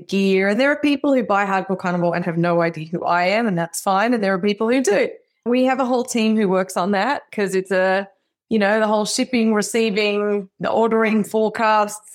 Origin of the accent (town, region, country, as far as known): Melbourne, Victoria, Australia; born or raised there; moved away as an adult; now in Austin, United States